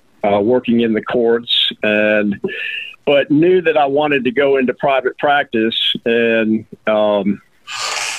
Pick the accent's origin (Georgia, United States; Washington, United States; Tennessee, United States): Georgia, United States; Roswell; now in Rome, United States; I actually grew up in Georgia. I'm from Roswell, Georgia, which is a suburb